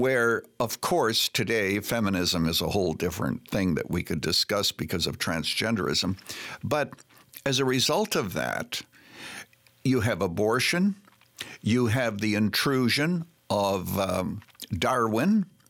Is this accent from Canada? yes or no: yes; Canada; moved away as an adult; now in United States; I was born and raised in Canada, became an American citizen